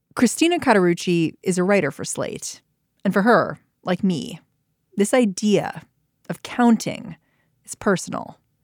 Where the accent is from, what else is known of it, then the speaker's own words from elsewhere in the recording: Maryland, United States; I grew up in Maryland